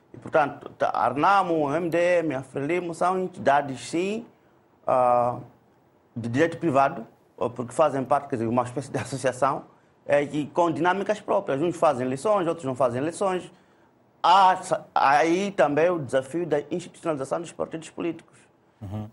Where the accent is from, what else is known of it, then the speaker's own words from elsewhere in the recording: Mozambique; como moçambicanos